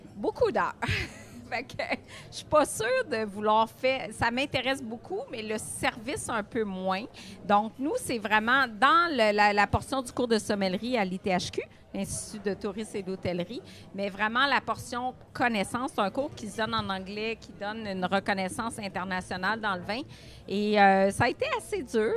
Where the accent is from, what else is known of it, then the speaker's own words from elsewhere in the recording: Gatineau, Quebec, Canada; moved away as an adult; now in Montreal, Canada; je viens de l'Outaouais, j'adore la région. Honnêtement, je serais restée là-bas